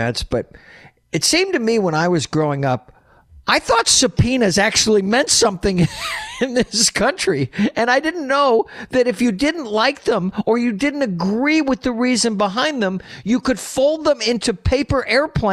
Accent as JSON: {"language": "English", "town": "New York City", "region": "New York", "country": "United States", "said": "I'm a New Yorker. I was there in September of 2001"}